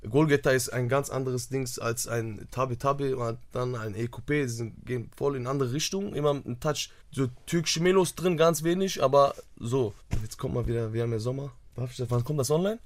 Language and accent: German; Duisburg, North Rhine-Westphalia, Germany; wir kommen aus Duisburg